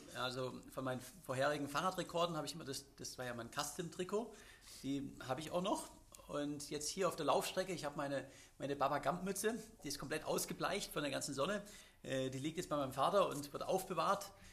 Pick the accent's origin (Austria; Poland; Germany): Germany; Swabia; als Schwabe